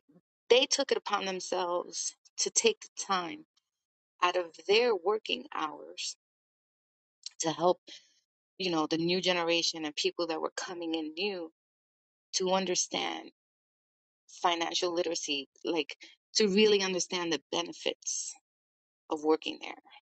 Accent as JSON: {"language": "English", "region": "New York", "country": "United States", "said": "And that goes with being a New Yorker, really."}